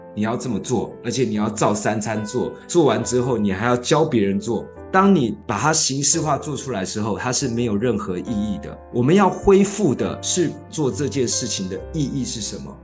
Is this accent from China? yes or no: no; Taiwan; 我们是眷村长大的，眷村很团结，很排外